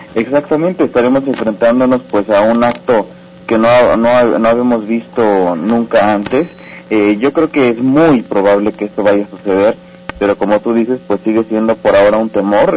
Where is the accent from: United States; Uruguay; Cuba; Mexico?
Mexico; como propio ciudadano como propio mexicano